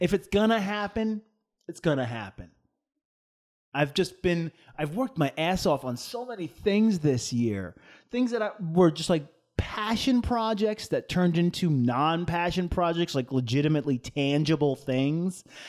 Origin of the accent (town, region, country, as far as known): United States